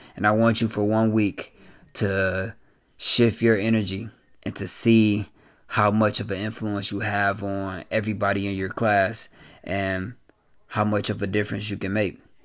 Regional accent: Flint, Michigan, United States; born and raised in Flint, Michigan

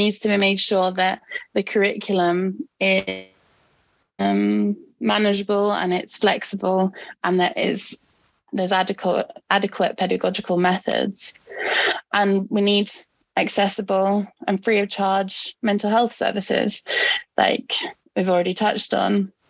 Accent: Norway; English is a second language; I mean, like I mentioned, I'm I'm from Norway, where we have a great healthcare system.

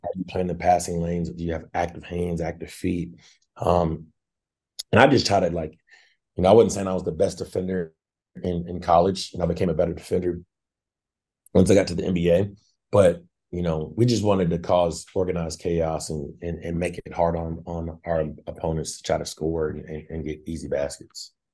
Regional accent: Fayetteville, Arkansas, United States; I'm a Fayette, Arkansas native

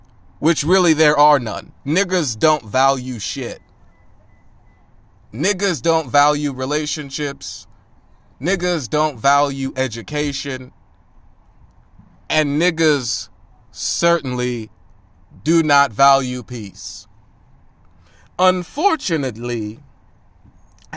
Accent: United States; I was born in the United States of America

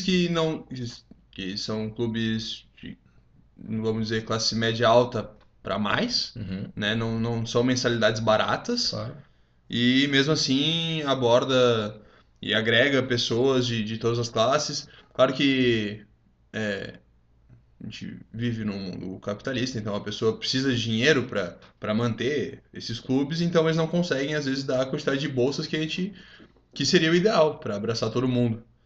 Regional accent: Rio Grande do Sul, Brazil; moved away; eu fui ter é. contato com isso quando eu saí do Rio Grande do Sul, porque, mano, pra gente no Rio Grande do Sul isso não é comum

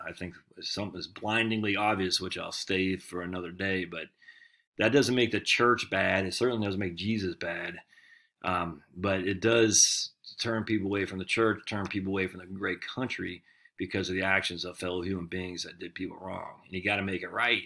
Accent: United States; I'm proud of being American

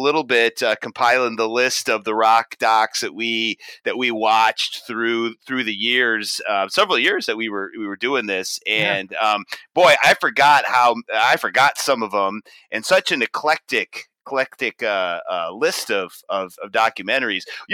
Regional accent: Silverdome, Michigan, United States; moved away as an adult; also born or lived in Columbus, Ohio; now in Washington, United States; Wood and I, we grew up around the Silver Dome

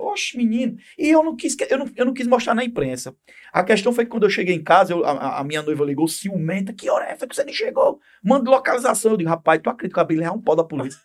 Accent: João Pessoa, Paraíba, Brazil; Eu sou de João Pessoa mais especificamente de uma cidade dentro da cidade, sou de Mangabeira

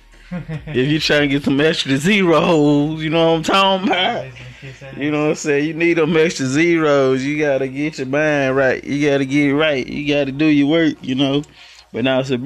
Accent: Louisiana, United States; now in Houston, United States; I'm from Louisiana, let's get it right, 318

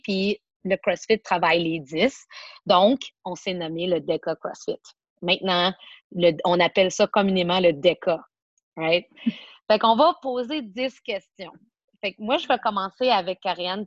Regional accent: Montreal, Quebec, Canada; je suis born and raised Montréal, particulièrement dans l'ouest de l'île

